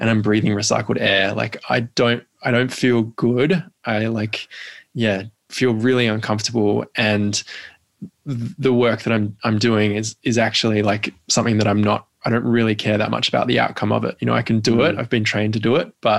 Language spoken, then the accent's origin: English; Perth, Western Australia, Australia; moved away as an adult; also born or lived in Melbourne; I grew up in Perth and then moved to Melbourne to go to uni